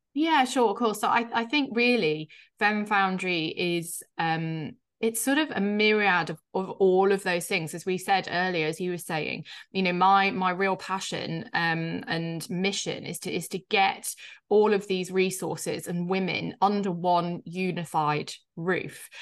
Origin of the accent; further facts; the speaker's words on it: Yorkshire and the Humber, United Kingdom; I grew up, uh, in a place in the U K called Yorkshire, uh, so in the north, um, which you'll probably hear slightly in my accent.